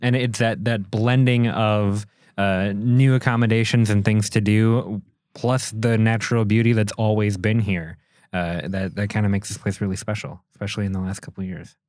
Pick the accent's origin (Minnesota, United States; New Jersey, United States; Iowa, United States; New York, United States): Minnesota, United States; Minneapolis; moved away as an adult; now in Door County, United States; I'm from Minneapolis, so I'm coming from that big city